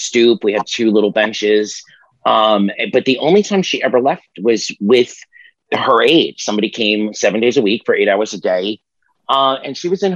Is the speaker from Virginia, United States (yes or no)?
no; New York City, New York, United States; now in Miami, United States; from Miami, Florida now, but I'm originally from Staten Island, New York